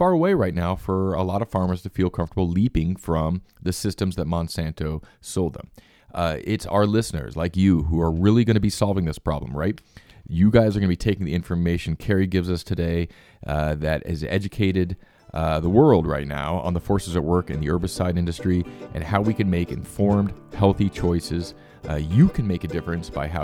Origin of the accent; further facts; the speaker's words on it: United States; moved away; I grew up actually fairly close to there